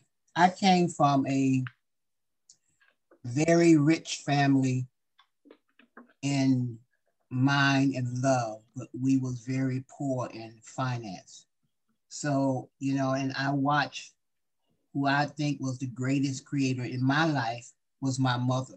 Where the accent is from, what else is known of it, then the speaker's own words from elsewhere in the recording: Stockbridge, Georgia, United States; born there; Stockbridge. I was born in Stockbridge, which is close to Atlanta.